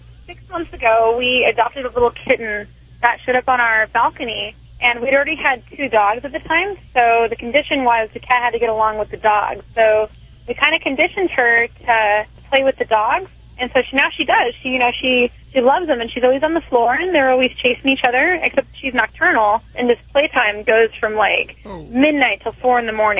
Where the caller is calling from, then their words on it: Long Beach, California, United States; I'm calling from Long Beach, California.